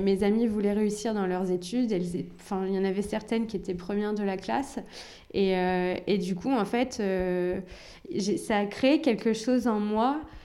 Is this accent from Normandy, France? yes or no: yes; Rouen, Normandy, France; also born or lived in Algeria; j'ai grandi à Rouen, j'ai toujours vécu ici.